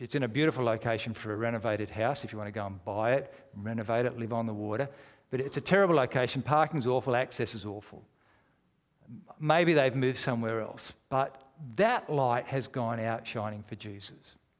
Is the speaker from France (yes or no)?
no; Australia; We're strangers from Australia